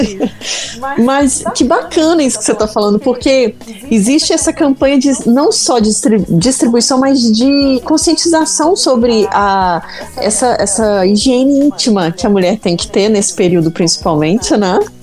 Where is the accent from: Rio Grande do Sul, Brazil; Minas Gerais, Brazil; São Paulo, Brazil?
Minas Gerais, Brazil